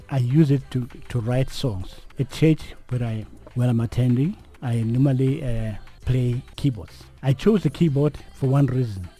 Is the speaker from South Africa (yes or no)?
yes; Johannesburg, Gauteng, South Africa; I was born in Alexandra Township